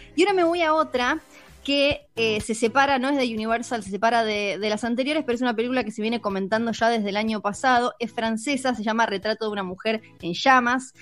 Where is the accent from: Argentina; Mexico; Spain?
Argentina; soy Argentina